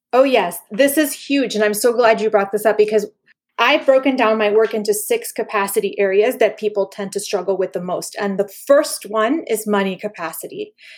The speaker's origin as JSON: {"language": "English", "country": "Panama", "tie": "born or raised there", "said": "I grew up in Panama when it was a dictatorship"}